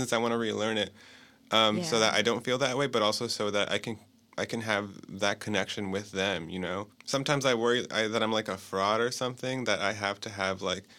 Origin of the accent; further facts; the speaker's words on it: Miami, Florida, United States; born there; My parents were both born in Nicaragua. And then they came here when they were in their late teens, and I was born in Miami.